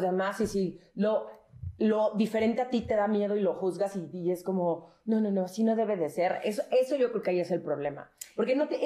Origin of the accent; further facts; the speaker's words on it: Mexico City, Mexico; nosotros somos los chilangos